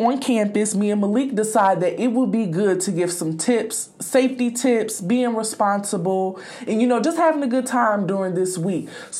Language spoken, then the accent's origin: English; Indianapolis, Indiana, United States; moved away; Indianapolis, my hometown.